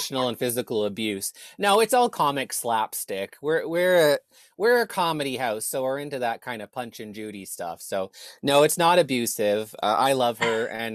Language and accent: English; Kingston, Ontario, Canada; my hometown Kingston